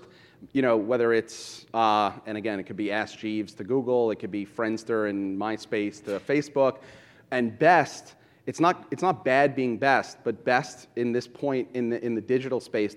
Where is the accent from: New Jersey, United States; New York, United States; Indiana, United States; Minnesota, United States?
New York, United States; New York City; I grew up in Brooklyn listening to hip-hop and going to Fulton for my sneakers